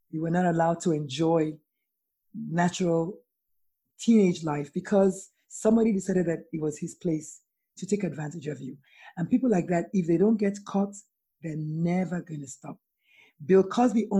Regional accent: Nigeria; now in United States; I'm Nigerian and I live in America

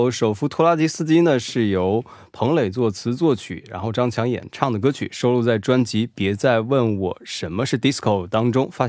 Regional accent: Hunan, China; 我是来自湖南的拖延症患者

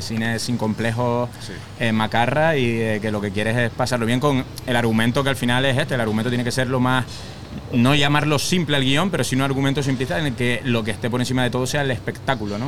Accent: Canary Islands, Spain; Nosotros que somos canarios

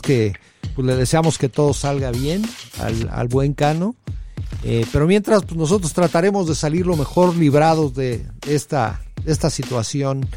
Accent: Mexico

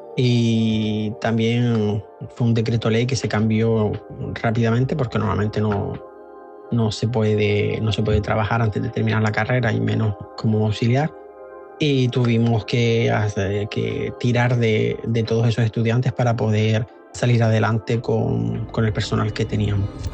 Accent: Canary Islands, Spain; moved away as an adult; now in Paris, France; soy español de las Islas Canarias y llevo en Francia desde hace nueve años

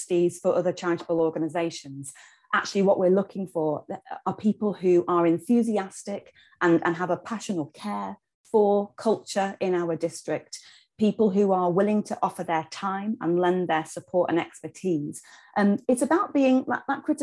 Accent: Knaresborough, Yorkshire and the Humber, United Kingdom; moved away as an adult; I'm from Knaresborough originally, and that's where I live now, having spent some time away

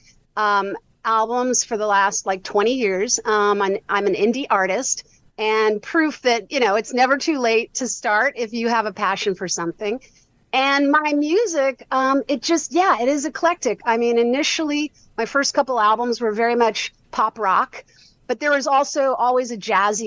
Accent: New York City, New York, United States; I grew up in New York City

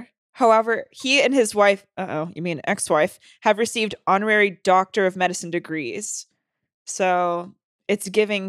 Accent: the South, United States; Oh my God. I grew up in the South. I know that very well.

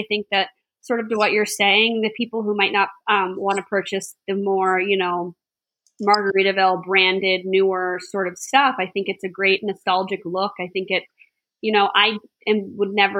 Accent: West Palm Beach, Florida, United States; I grew up in near West Palm Beach

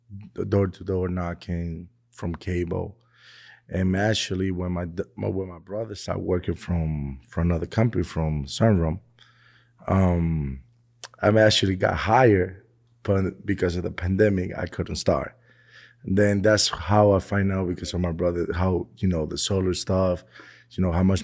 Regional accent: Dominican Republic; now in United States; DR. DR.

